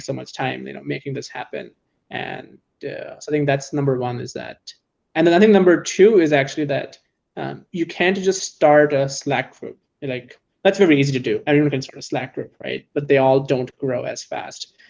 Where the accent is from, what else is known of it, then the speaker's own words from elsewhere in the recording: San Francisco, California, United States; I'm in tech and I'm from San Francisco